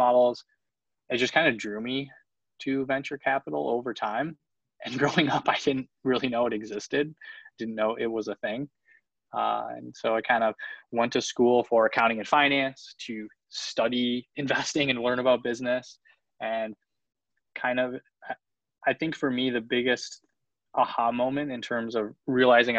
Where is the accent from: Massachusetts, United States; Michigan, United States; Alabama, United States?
Michigan, United States; also born or lived in Winnipeg, Manitoba, Canada; I'm originally from Winnipeg, Manitoba, up in the middle of nowhere in Canada. Moved to Michigan with my parents when I was nine.